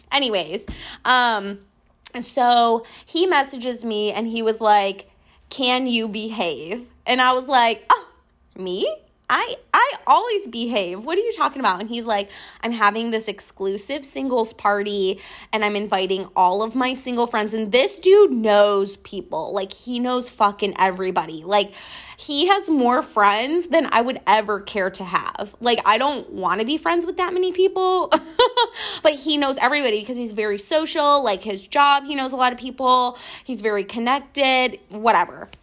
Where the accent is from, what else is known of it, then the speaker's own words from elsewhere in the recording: Western New York, United States; now in Houston, United States; I'm from Western New York.